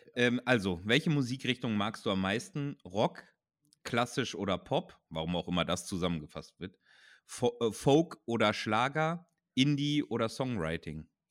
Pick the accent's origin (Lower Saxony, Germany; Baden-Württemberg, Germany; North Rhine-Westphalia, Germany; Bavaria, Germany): North Rhine-Westphalia, Germany; Ruhr area; Ich komme aus dem Ruhrgebiet